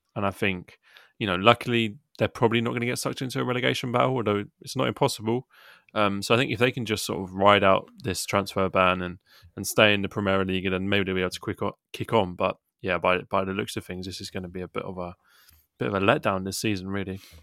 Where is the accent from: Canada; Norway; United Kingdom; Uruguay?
United Kingdom; England; we're English guys doing this podcast